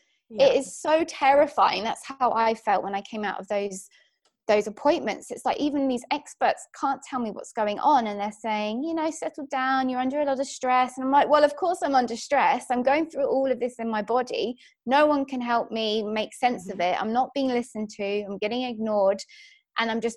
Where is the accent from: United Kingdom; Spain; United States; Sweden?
United Kingdom; England; now in Australia; I'm from England, as you can probably tell, but live in lovely Australia